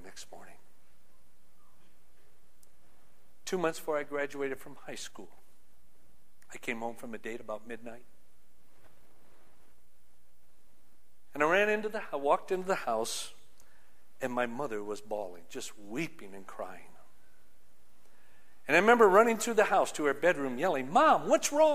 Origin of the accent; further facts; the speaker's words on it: Union City, Michigan, United States; growing up in Union City, Michigan